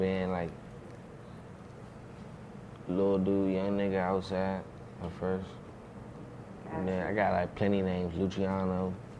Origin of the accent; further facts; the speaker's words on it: Riverdale, Maryland, United States; I'm from Riverdale, Maryland. Riverdale.